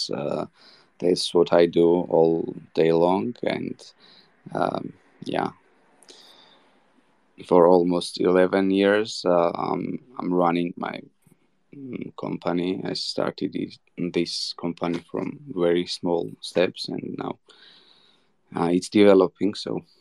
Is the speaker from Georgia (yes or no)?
yes; Georgia; English is a second language; I'm 29 years old. I'm from Georgia.